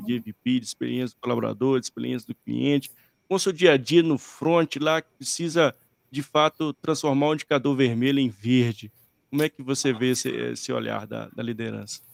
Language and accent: Portuguese; Brazil